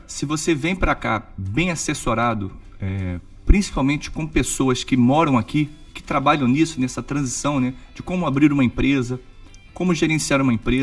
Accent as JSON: {"language": "Portuguese", "region": "Rio de Janeiro", "country": "Brazil", "moved": "as an adult", "lives_now": "Orlando, United States", "said": "sou do Rio de Janeiro, é, minha família é tradicional no Rio de Janeiro"}